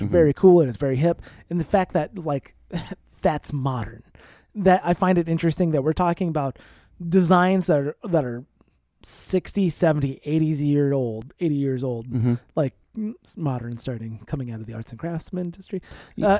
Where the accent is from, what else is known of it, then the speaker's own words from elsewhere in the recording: Iowa, United States; maybe it's because I grew up in Iowa in the 90s.